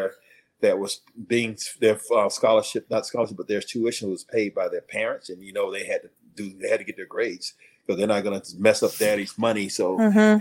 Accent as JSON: {"language": "English", "town": "Hallandale Beach", "region": "Florida", "country": "United States", "tie": "born or raised there", "also_born_or_lived": "Michigan / Buffalo", "said": "Growing up in Hallandale, that's like I said, it wasn't suburban"}